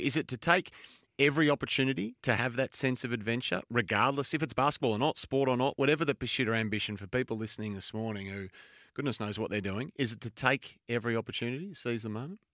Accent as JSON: {"language": "English", "country": "Australia", "said": "as an Australian"}